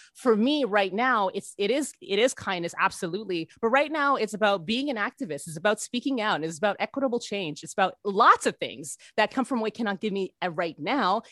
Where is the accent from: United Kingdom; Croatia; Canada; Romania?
Canada; being a Canadian